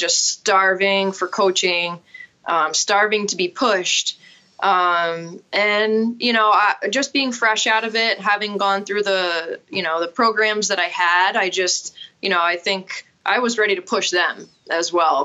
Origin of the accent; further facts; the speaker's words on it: Vermont, United States; also born or lived in Connecticut; I am a Vermonter, so I'm back in my home state, but I grew up playing here